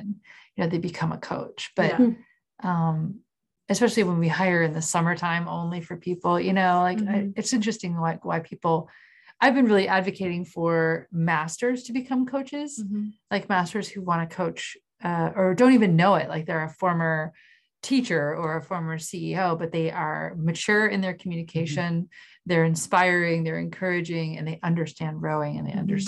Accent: Oak Ridge, Tennessee, United States; I grew up in Oak Ridge in Tennessee

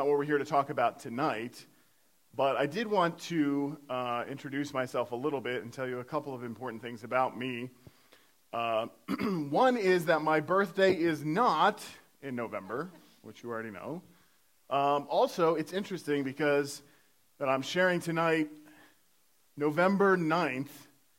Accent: Iowa, United States; moved away; I was born and raised in Iowa. So, not from Pennsylvania, but born and raised in Iowa

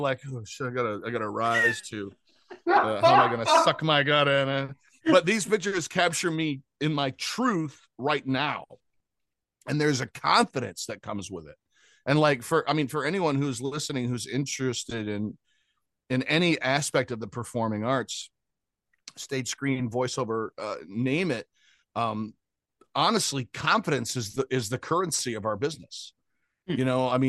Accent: Grand Rapids, Michigan, United States; moved away as an adult; also born or lived in Cutlerville, Michigan / Detroit / Cleveland / Chicago; now in Los Angeles, United States; I'm from Grand Rapids, Michigan in the US

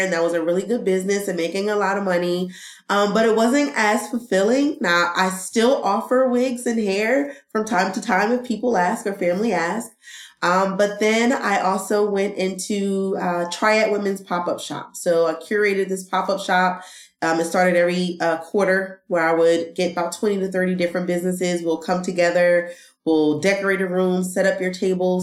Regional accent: East Orange, New Jersey, United States; moved away as an adult; now in North Carolina, United States; I was born and raised in East Orange, New Jersey

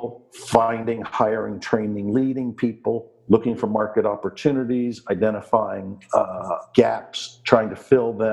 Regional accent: Washington, District of Columbia, United States; moved away as an adult; now in Summerland, Canada; I was born and raised in Washington, D.C. in the United States

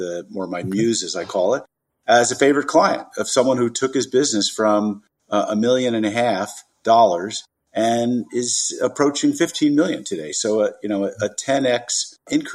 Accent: New York, United States; moved away as an adult; now in California, United States; I'm originally from New York. I moved out to California when I was 20.

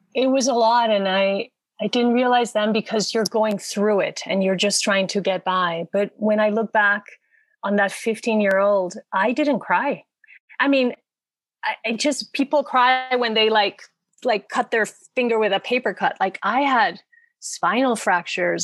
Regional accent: Puerto Rico; moved away as an adult; now in Los Angeles, United States; I come from Puerto Rico, which to me felt a little bit like a small town in many ways. So I wanted the big cities. I moved

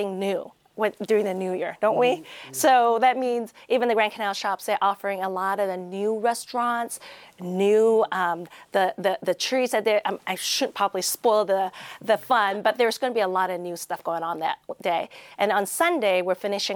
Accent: Malaysia; now in Las Vegas, United States; I was born in Malaysia

